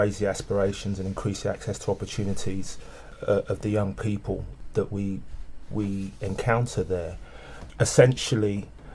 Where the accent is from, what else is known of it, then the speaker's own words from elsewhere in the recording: London, United Kingdom; I'm a Londoner born and bred, West London specifically.